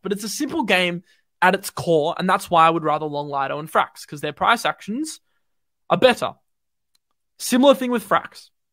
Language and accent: English; Australia; Bloody, bloody Aussie